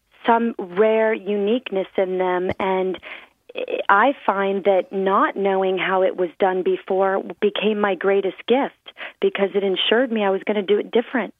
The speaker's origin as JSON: {"language": "English", "town": "Clearwater", "region": "Florida", "country": "United States", "tie": "born or raised there", "said": "I grew up on Clearwater Beach, Florida."}